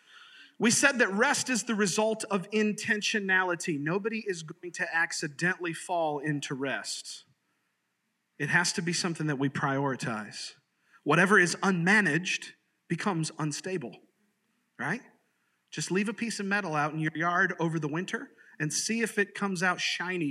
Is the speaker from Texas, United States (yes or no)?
no; Sarasota, Florida, United States; I grew up in Sarasota, Florida